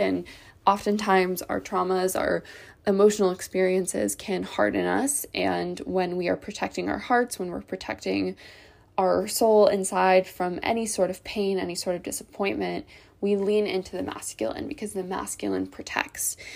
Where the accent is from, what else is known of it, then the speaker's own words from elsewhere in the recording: Ohio, United States; I grew up in the Midwest, in Ohio